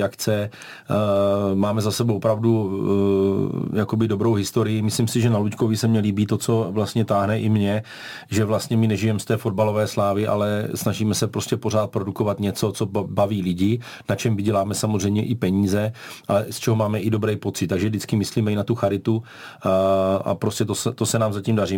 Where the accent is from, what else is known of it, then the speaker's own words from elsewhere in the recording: Brno, South Moravian Region, Czechia; u nás v Brně